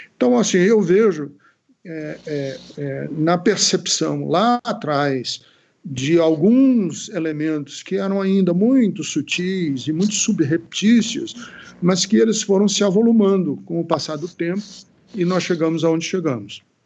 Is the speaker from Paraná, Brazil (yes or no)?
yes; Londrina, Paraná, Brazil; moved away; also born or lived in Ceará; eu passei grande parte da minha infância em Londrina, no Paraná